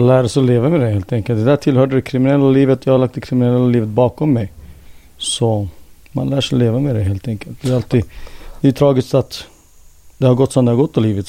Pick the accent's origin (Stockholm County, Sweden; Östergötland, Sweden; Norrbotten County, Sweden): Stockholm County, Sweden; Jordbro; moved away as an adult; now in Helsinki, Finland; jag är född och uppvuxen här